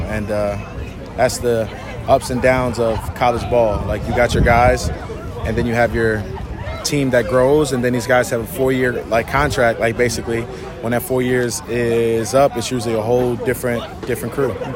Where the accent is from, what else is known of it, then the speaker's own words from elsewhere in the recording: Rahway, New Jersey, United States; moved away as an adult; also born or lived in Philadelphia / Buffalo; I grew up in Rahway in Jersey